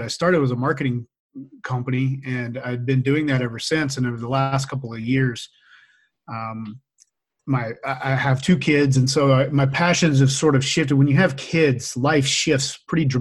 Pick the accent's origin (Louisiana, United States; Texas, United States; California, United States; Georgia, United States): Louisiana, United States; now in Boise, United States; I grew up in Louisiana